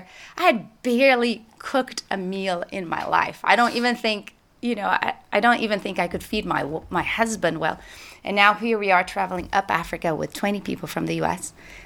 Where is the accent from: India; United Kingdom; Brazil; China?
Brazil; moved away; also born or lived in Portugal; So I was born in Portugal when I was 3 years old. My parents moved to Brazil. My parents are Irish and English. And they were and have been missionaries in Brazil for 40 years. So I grew up as a missionary kid in the mission field